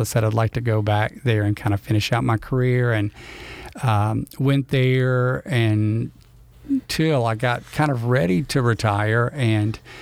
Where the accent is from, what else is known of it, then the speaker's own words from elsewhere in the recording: Louisiana, United States; I grew up here in Louisiana you know, uh, I think I'm the only one of my siblings that was born here in Louisiana.